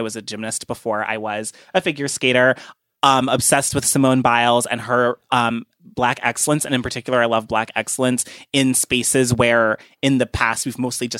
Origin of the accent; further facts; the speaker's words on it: Cleveland Heights, Ohio, United States; I grew up in Cleveland Heights, Ohio, not a lot of, sort of racial diversity. There were some Black people there, but not a lot of other races or cultures besides Black people and white people.